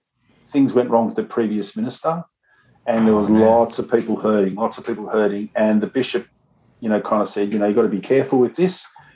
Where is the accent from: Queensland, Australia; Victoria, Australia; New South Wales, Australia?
New South Wales, Australia; Punchbowl; Punchbowl boy, man. Come on. Yeah, I'm fully – grew up in Punchbowl.